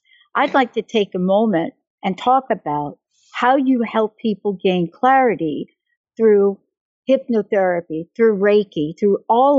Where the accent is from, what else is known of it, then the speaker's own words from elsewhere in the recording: northern Italy, Italy; growing up in Northern Italy, I have relatives in Italy, I have relatives in Switzerland